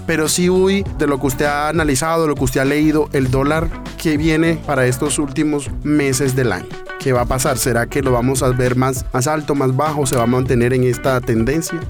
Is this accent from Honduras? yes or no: no; Colombia; nosotros como colombianos